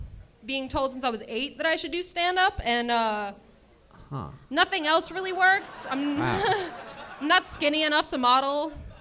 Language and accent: English; Atlanta, Georgia, United States; moved away as an adult; now in Los Angeles, United States; Like I said, I'm from Atlanta. LA is new to me.